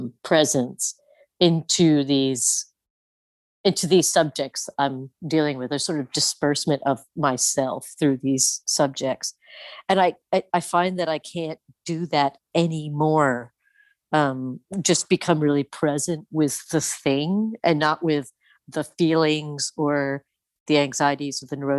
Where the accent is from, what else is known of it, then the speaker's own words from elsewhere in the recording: Midwest, United States; in that self that I was like taught to be growing up in the Midwest in the 70s and 80s, you know?